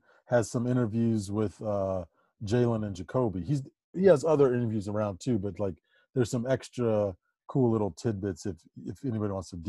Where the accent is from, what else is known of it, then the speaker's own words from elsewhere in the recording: Naperville, Illinois, United States; growing up in the Chicago suburb, we moved to Naperville, Illinois in 1981.